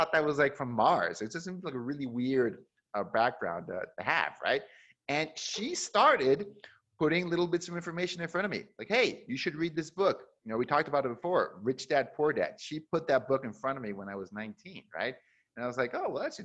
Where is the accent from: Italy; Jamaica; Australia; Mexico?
Mexico; moved away as an adult; also born or lived in Seattle, Washington, United States; growing up in Mexico